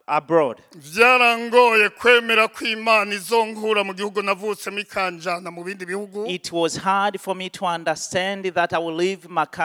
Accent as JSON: {"language": "English", "country": "Burundi", "tie": "born there", "also_born_or_lived": "Tanzania", "said": "I was born in Burundi."}